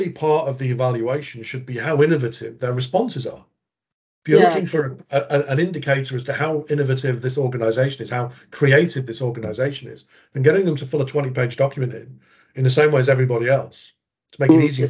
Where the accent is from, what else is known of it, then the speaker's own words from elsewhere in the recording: England, United Kingdom; moved away as an adult; also born or lived in United States; now in Australia; growing up in England and starting my procurement career in England